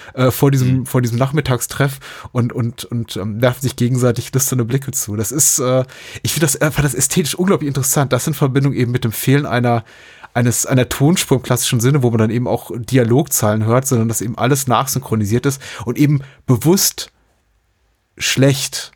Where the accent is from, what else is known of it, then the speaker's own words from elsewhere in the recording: Berlin, Germany; als Berliner